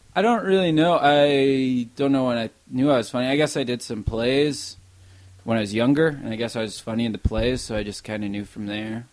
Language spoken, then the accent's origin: English; Armour, South Dakota, United States; moved away as an adult; my whole childhood until I graduated high school. I was there in Armour, South Dakota.